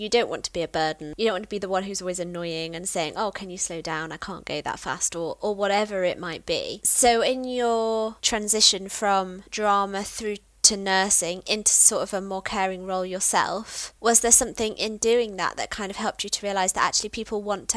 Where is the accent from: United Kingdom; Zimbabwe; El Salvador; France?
United Kingdom; Peak District, East Midlands; I grew up in the Peak District